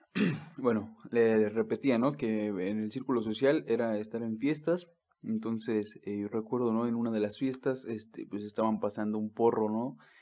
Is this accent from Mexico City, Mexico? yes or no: yes; Mexico City, Mexico; moved away; also born or lived in Actopan; soy de allá del DF